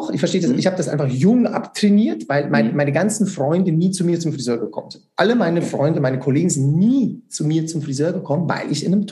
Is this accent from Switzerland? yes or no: yes; Switzerland; Und das geht natürlich nicht, weil es muss ja drei Jahre gehen bei uns in der Schweiz, ganz klar.